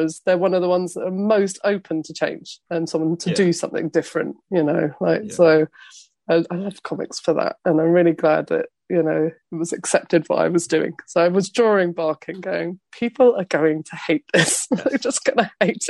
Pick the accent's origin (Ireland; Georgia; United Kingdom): United Kingdom; London; I'm a Londoner